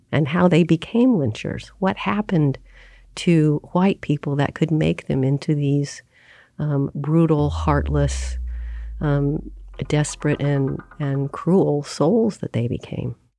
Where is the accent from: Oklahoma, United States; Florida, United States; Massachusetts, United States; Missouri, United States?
Oklahoma, United States; I grew up in Oklahoma in, um, a progressive family